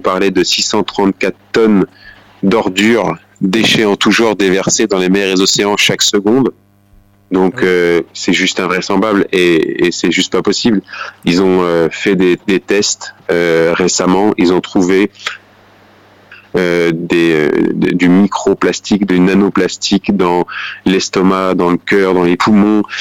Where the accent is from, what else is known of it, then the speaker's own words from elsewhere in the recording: Bourges, Centre-Val de Loire, France; dans la ville où j'ai grandi, à Bourges, en région Centre-Val de Loire